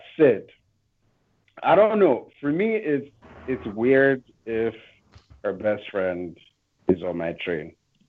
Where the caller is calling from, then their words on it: San Francisco, California, United States; from San Francisco.